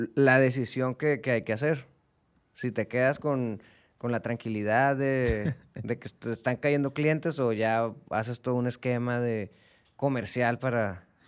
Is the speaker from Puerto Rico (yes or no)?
no; Mexico; como mexicanos